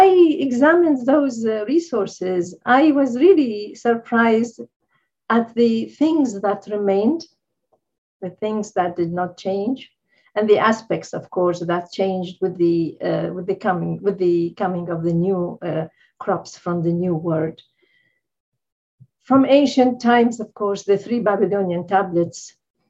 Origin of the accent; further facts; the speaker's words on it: Baghdad, Baghdad Governorate, Iraq; I grew up in Baghdad, which is a kind of multi-ethnic, society